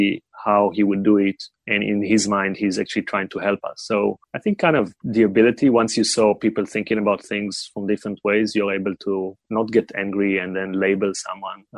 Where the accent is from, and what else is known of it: Israel; born or raised there; moved away as an adult; also born or lived in China